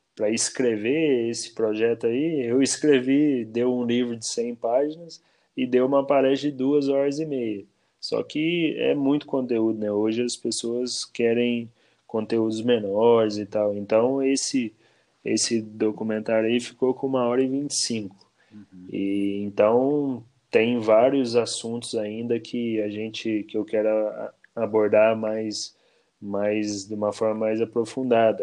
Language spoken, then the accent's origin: Portuguese; Bom Repouso, Minas Gerais, Brazil; now in Cambuí, Brazil; eu nasci em Bom Repouso, aqui no sul de Minas